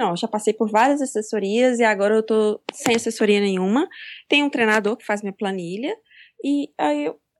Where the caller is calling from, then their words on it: Belo Horizonte, Minas Gerais, Brazil; Eu tô falando de Belo Horizonte, Minas Gerais.